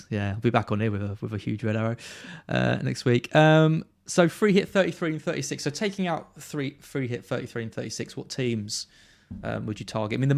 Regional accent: Brentwood, East of England, United Kingdom; now in Hertfordshire, United Kingdom; Uh, I'm from Brentwood originally.

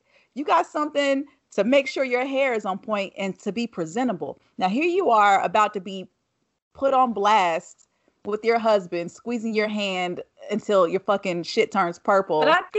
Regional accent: the South, United States; I feel like, especially growing up in the South

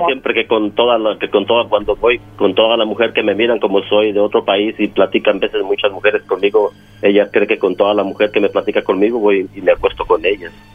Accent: Mexico; yo soy de México

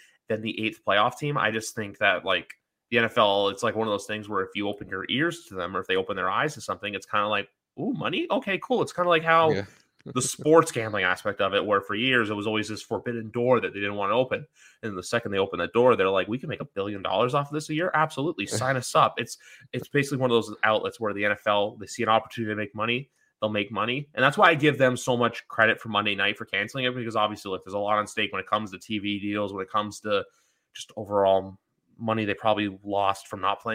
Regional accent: Toronto, Ontario, Canada; I'm from Toronto. So Buffalo is a close drive for me

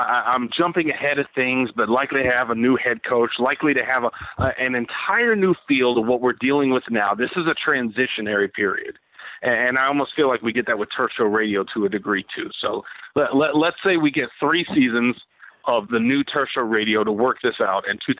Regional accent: Los Angeles, California, United States; born there; I was born in Los Angeles. We don't really have a St. Louis voice on this podcast.

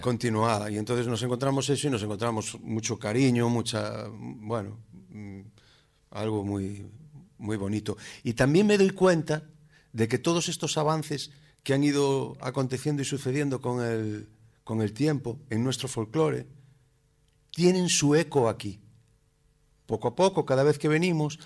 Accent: Galicia, Spain; los gallegos tocamos la pandereta

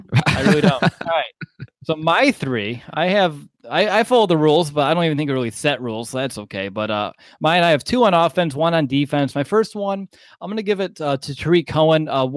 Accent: Indiana, United States; I'm from Indiana.

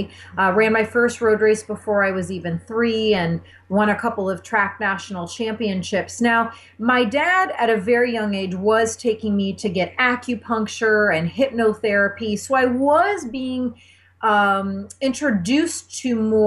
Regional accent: Indiana, United States; I grew up in a tiny town in the Midwest in Indiana

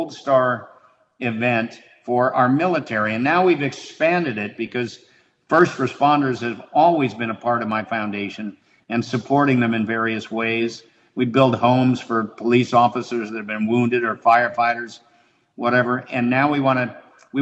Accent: Highland Park, Illinois, United States; moved away; That's where I grew up

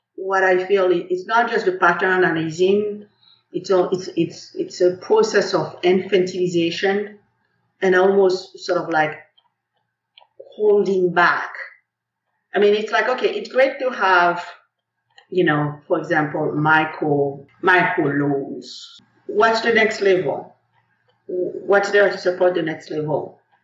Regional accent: Haiti; now in United States; I come from Haiti, one of the richest countries in the world in terms of culture, history, and the spirit of our people

